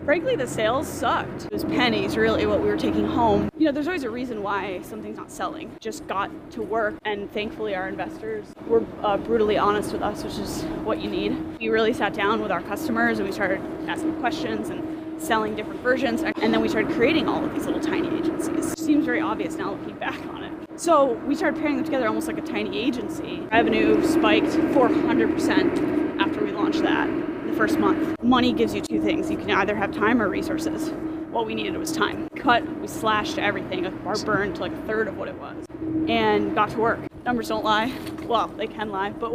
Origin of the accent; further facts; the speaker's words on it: Syracuse, New York, United States; I'm from Syracuse, New York